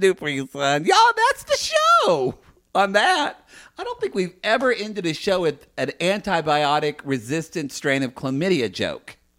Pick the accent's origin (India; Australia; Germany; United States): United States; Oklahoma; born or raised there; now in Los Angeles, United States